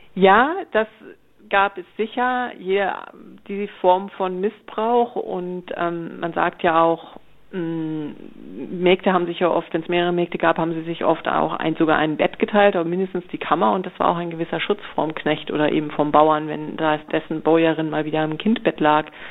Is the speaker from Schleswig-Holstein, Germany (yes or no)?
yes; Flensburg, Schleswig-Holstein, Germany; also born or lived in Freiburg; now in Baden-Württemberg, Germany; ich komme eigentlich aus Flensburg, aus der Nähe von Flensburg, ähm, wohne aber schon deutlich länger in Baden-Württemberg als je in Schleswig-Holstein